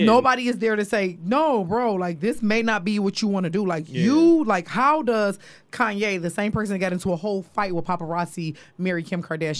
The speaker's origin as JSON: {"language": "English", "region": "Midwest", "country": "United States", "said": "me and … the same age. Mm-hmm. We're both from the Midwest."}